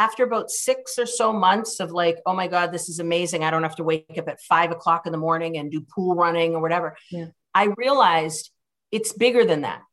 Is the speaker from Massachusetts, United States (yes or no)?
yes; Cambridge, Massachusetts, United States; also born or lived in Boston; I was born in Boston, but I was raised in Cambridge